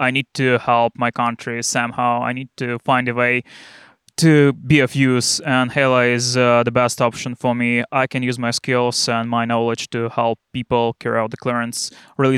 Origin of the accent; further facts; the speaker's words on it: Mariupol, Donetsk Oblast, Ukraine; English is a second language; moved away; I'm from Mariupol, from Donbas